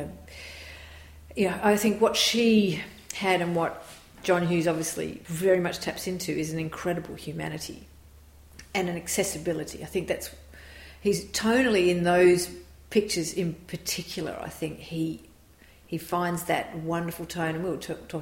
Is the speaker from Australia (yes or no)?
yes; Australia; we are a very suburban culture. You're in the suburbs, you're in those schools, and it very much related to our lives as Australian suburban kids